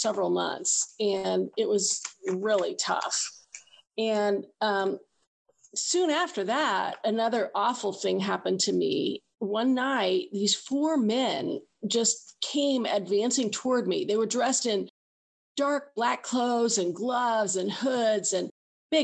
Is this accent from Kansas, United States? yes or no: yes; Kansas, United States; I'm from Kansas, which is right in the middle of the country.